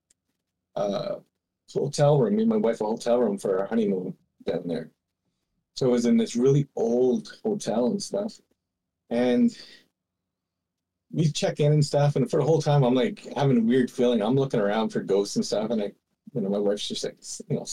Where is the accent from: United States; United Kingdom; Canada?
Canada; near Cobden Lake, Ontario; the one around my hometown was the Mussie